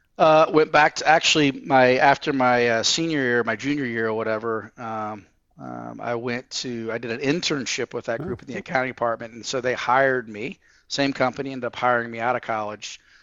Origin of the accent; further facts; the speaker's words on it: Fort Wayne, Indiana, United States; also born or lived in Kansas City, Missouri; we moved to Fort Wayne, Indiana when I was about eight years old